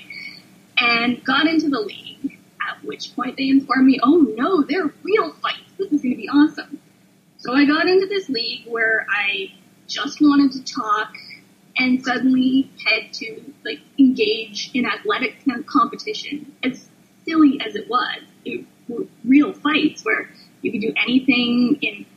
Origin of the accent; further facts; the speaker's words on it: Canada; I'm a Canadian of that generation